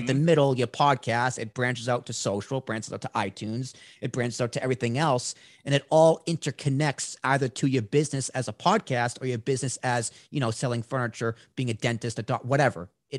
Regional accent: New Jersey, United States; I'm from New Jersey. We live in New Jersey.

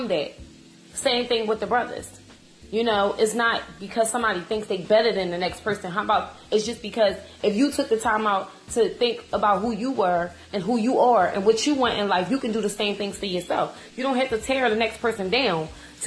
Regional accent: Philadelphia, Pennsylvania, United States; I'm from Philadelphia

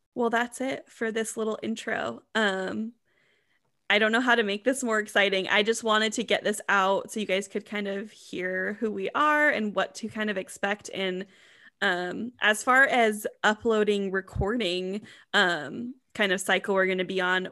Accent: Washington, United States; we are from Washington State

